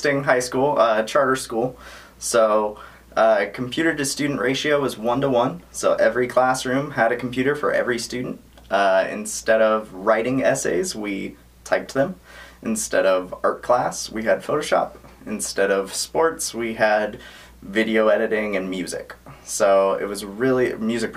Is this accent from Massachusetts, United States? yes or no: no; Sacramento, California, United States; I'm born and raised in Sacramento. Lived in Sacramento my whole life.